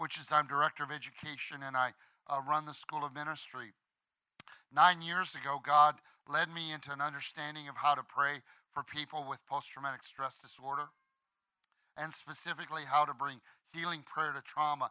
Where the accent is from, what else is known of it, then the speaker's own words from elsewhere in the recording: Illinois, United States; We're all from Illinois. We're just kids from Illinois